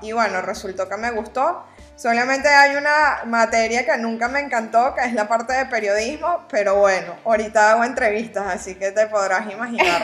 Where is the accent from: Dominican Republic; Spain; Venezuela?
Venezuela; moved away as an adult; now in Panama; Soy venezolana tal cual lo dices, me vine a Panamá hace seis años